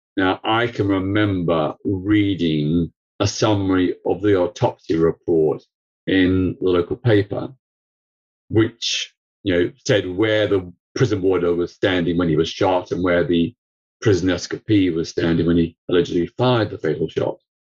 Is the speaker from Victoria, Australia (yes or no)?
yes; Melbourne, Victoria, Australia; now in United Kingdom; I grew up in Melbourne, Australia. I was born there in 1952